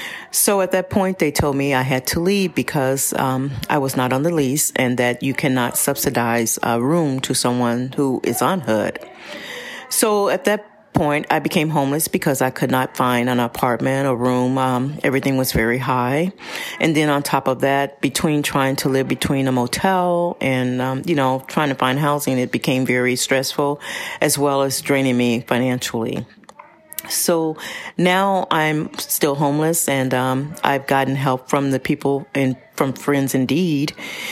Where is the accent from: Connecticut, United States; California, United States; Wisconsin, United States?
California, United States; Pasadena; I am. Mm-hmm. I'm from Pasadena.